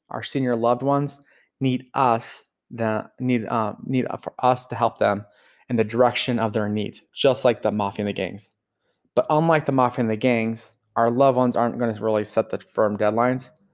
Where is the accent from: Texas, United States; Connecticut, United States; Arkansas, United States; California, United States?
California, United States; Los Angeles; I grew up in Los Angeles